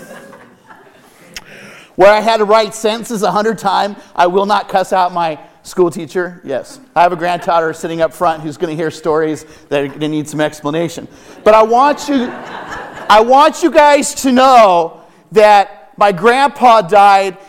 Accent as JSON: {"language": "English", "area": "Foxen Canyon", "region": "California", "country": "United States", "tie": "born or raised there", "said": "I grew up in Fox and Canyon"}